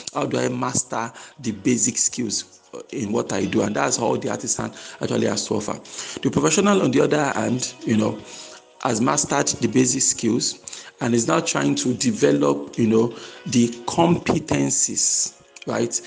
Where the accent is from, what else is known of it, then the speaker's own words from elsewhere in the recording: Nigeria; my home country, Nigeria